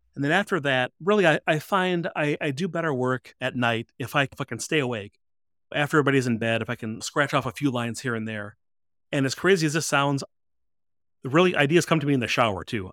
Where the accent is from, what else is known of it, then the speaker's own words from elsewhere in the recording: Chicago, Illinois, United States; I am from the Chicago area, the Chicago suburbs.